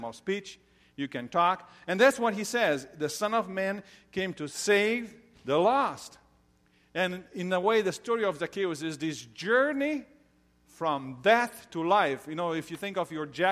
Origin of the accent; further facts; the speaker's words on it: Romania; moved away; I grew up in Romania.